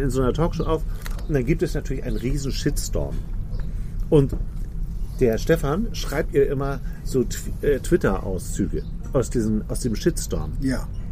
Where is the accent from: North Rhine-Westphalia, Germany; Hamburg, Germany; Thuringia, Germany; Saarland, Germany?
Hamburg, Germany; moved away as an adult; kommst ja aus einer Großstadt, ich auch, wir sind beide Hamburger, leben aber jetzt beide auf dem Land